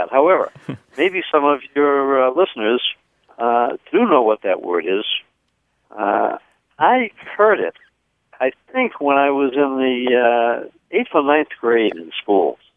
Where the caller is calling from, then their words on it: Escondido, California, United States; I'm calling from Escondido, California.